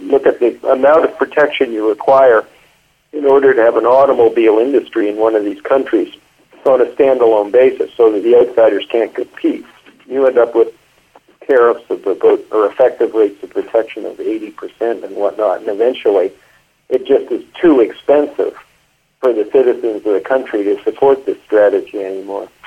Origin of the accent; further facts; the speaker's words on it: Canada; I grew up a lot in Canada